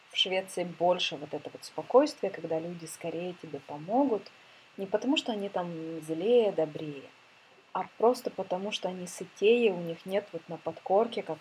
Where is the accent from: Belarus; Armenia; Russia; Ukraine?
Ukraine; now in Sweden; так и у меня начало много что меняться с того момента, как я переехала из Украины.